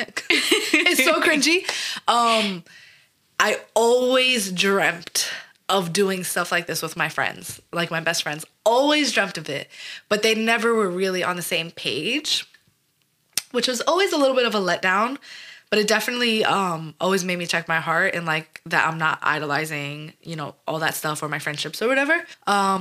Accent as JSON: {"language": "English", "town": "New York City", "region": "New York", "country": "United States", "tie": "born or raised there", "said": "I'm born and raised in New York, Staten Island, New York, the slums of Shaolin"}